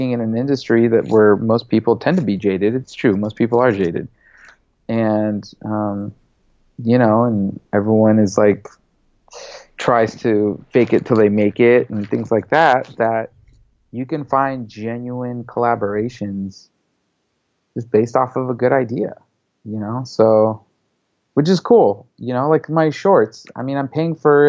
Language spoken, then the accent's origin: English; United States; first language English; also born or lived in Lebanon; I'm American, you know, I'm more American than I am Lebanese in my eyes, just because English was my first language